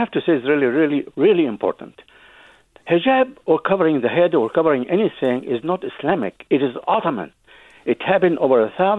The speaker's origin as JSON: {"language": "English", "country": "Egypt", "tie": "born or raised there", "moved": "yes", "lives_now": "Berkeley, United States", "said": "I grew up in Egypt."}